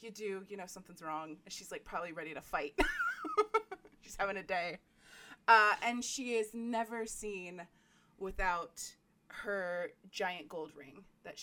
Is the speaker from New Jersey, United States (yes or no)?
yes; Allentown, New Jersey, United States; Oh, no. I thought you meant in New Jersey. So no, I'm from Allentown.